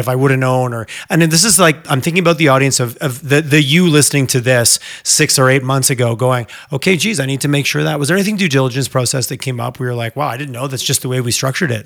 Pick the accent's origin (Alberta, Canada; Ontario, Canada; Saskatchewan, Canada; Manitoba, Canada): Alberta, Canada